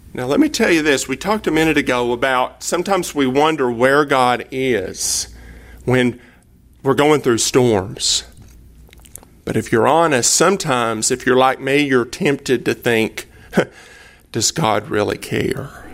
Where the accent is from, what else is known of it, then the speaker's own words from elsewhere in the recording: Cleveland, Tennessee, United States; now in Dallas, United States; I am from East Tennessee, right outside of Chattanooga